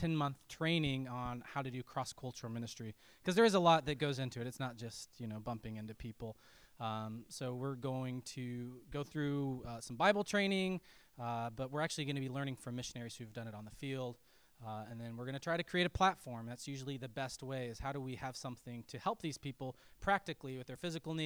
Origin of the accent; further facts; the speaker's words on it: Colorado, United States; I grew up in Colorado in the mountains.